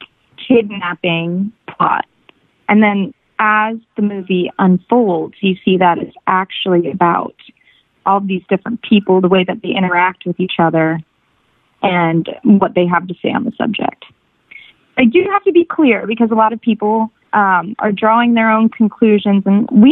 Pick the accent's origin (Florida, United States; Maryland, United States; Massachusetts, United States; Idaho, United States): Florida, United States; Vero Beach; moved away as an adult; also born or lived in Miami, Florida / Los Angeles, California; now in Santa Monica, United States; I grew up in a very small town called Vero Beach on the east coast of Florida